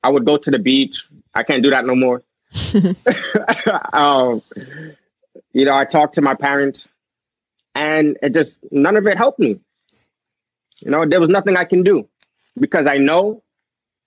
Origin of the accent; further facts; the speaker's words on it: New York City, New York, United States; I'm from Brooklyn, New York